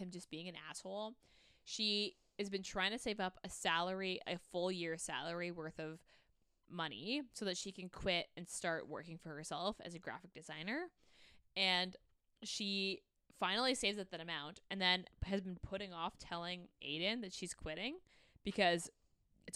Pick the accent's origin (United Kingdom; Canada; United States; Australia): Canada; As a Canadian